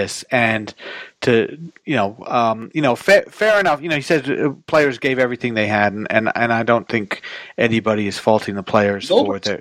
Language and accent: English; England, United Kingdom; moved away; I grew up in England